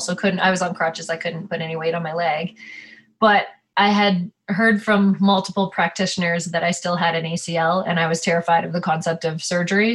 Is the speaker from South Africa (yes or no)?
no; Ontario, Canada; moved away; I'm from Ontario.